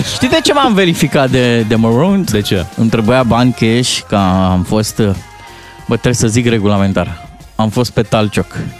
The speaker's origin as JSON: {"language": "Romanian", "town": "Târgoviște", "region": "Dâmbovița County", "country": "Romania", "tie": "born or raised there", "said": "orașul meu natal, așa a apărut. Îl cheamă Târg Goviște"}